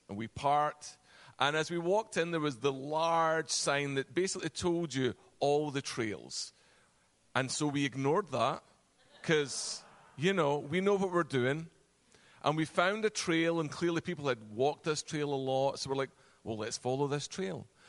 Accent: Virginia, United States; accent: Virginia; moved away as an adult; now in Connecticut, United States; We moved actually from Virginia with my Virginia accent

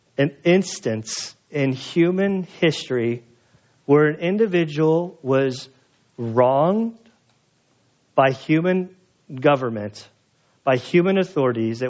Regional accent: United States; I'm an American

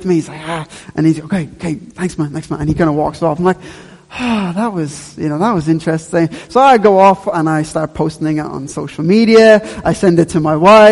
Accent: Dublin, Leinster, Ireland; I grew up in Ballyfermot

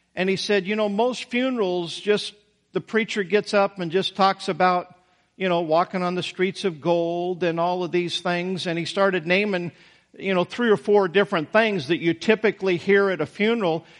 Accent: Idaho, United States; moved away; I came from Idaho, Taterville. I mean, I came from a town that most of you had never heard, never heard

